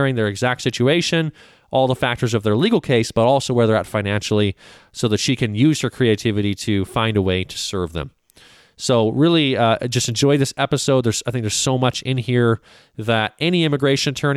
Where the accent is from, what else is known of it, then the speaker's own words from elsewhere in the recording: Canada; now in United States; I'm from Canada. So I immigrated to the United States in the late 90s